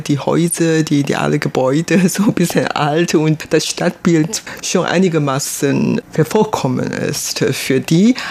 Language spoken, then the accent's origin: German; Taiwan; German is a second language; also born or lived in Germany; woher ich komme, dann sage ich aus Taiwan